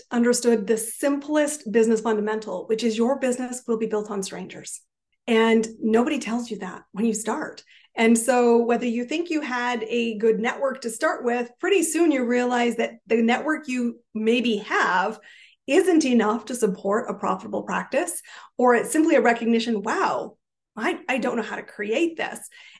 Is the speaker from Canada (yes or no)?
yes; Canada; I am a Canadian, and I actually have an interesting story because I've lived in 5 countries, 30 cities, some more than once.